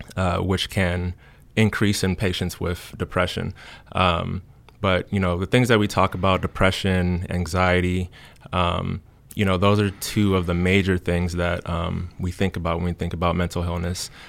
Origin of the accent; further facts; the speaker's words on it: Cincinnati, Ohio, United States; moved away as an adult; now in Du Bois, United States; I'm originally from Cincinnati, Ohio